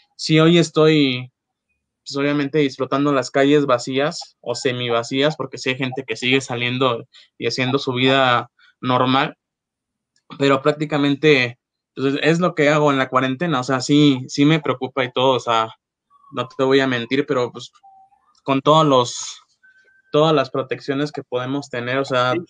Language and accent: Spanish; Acapulco, Guerrero, Mexico; moved away as an adult; now in Mexico City, Mexico; vengo de Acapulco